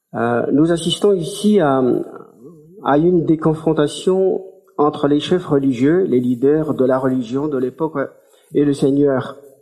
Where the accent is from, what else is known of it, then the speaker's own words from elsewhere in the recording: Madagascar; ici en tant, en tant que malgache